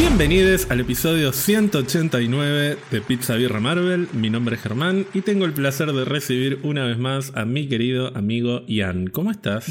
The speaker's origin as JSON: {"language": "Spanish", "town": "Villa Gesell", "region": "Buenos Aires Province", "country": "Argentina", "tie": "born or raised there", "said": "yo pasé prácticamente toda mi infancia y adolescencia en Villa Gesell"}